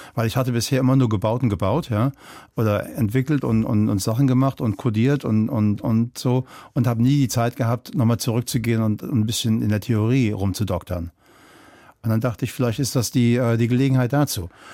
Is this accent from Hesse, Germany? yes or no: yes; Kelkheim, Hesse, Germany; moved away as an adult; also born or lived in Berlin; die Familie ist nicht nach Frankfurt, sondern neben Frankfurt gezogen. Kleiner Ort, Kelkheim. Okay. Ähm, und, und da bin ich dann halt auch aufgewachsen, groß geworden.